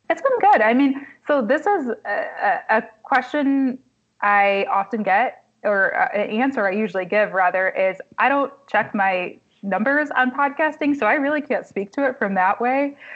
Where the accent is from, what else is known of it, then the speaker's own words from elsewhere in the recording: Kalamazoo, Michigan, United States; also born or lived in Marquette, Michigan / Washington, District of Columbia, United States; now in Detroit, United States; Kalamazoo, my hometown